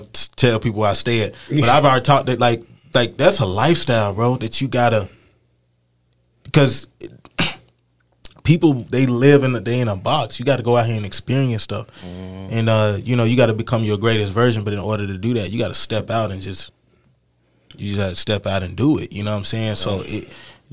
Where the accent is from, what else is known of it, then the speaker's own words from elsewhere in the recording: Bakersfield, California, United States; I'm from Bakersfield